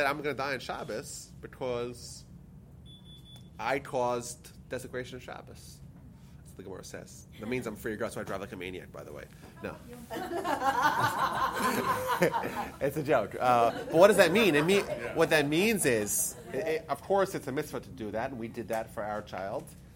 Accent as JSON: {"language": "English", "region": "New York", "country": "United States", "tie": "born or raised there", "said": "I'm the sixth child in our family. My parents were living in Brooklyn at the time. So it's Friday night in the middle of the winter in Brooklyn, New York"}